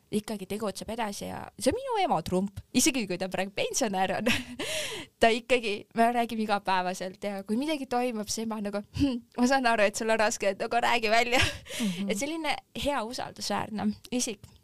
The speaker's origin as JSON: {"language": "Estonian", "region": "Järva County", "country": "Estonia", "said": "Järvamaa, kus ma pärit olen"}